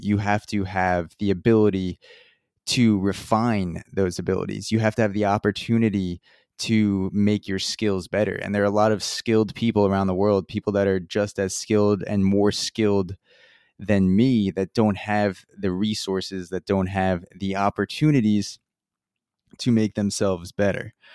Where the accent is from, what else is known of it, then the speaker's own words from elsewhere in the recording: Long Island, New York, United States; I grew up in a middle upper class household in Long Island